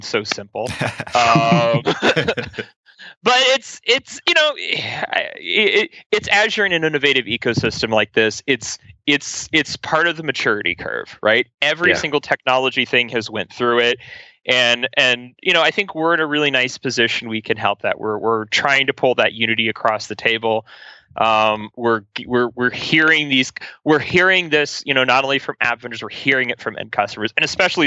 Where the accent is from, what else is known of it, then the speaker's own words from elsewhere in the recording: Ohio, United States; I'm from Ohio